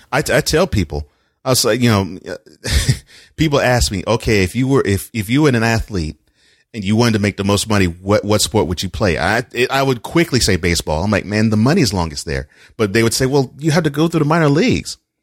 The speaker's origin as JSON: {"language": "English", "town": "Houston", "region": "Texas", "country": "United States", "tie": "born or raised there", "moved": "yes", "lives_now": "Nashville, United States", "said": "since I grew up in Houston, I am all Houston"}